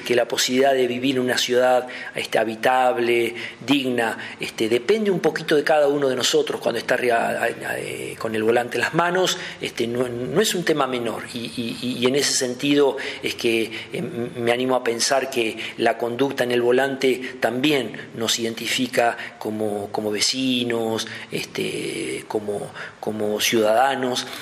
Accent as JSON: {"language": "Spanish", "town": "Doblas", "region": "La Pampa", "country": "Argentina", "tie": "born or raised there", "also_born_or_lived": "La Plata", "lives_now": "Santa Rosa, Argentina", "said": "nativo de, un pueblito de acá cerca, de Doblas"}